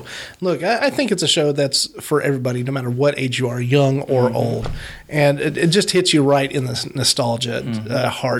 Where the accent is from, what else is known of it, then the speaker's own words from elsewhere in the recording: Champaign, Illinois, United States; Growing up close to Chicago, I was born in Champaign